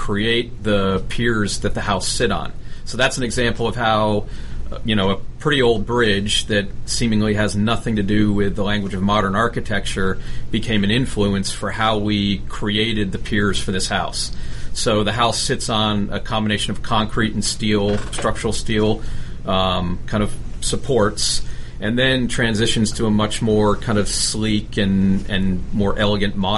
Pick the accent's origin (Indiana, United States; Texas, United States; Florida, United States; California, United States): Florida, United States; South; I grew up in South Florida